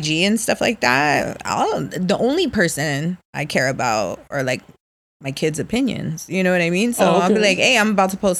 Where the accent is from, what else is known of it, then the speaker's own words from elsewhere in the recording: National City, California, United States; I grew up right here in National City.